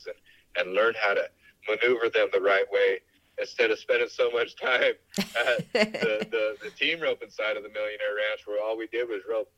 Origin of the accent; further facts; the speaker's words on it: South Tucson, Arizona, United States; I'm a kid from South Tucson